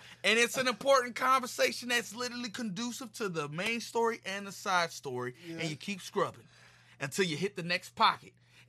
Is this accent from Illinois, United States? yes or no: yes; Chicago, Illinois, United States; I'm from Chicago.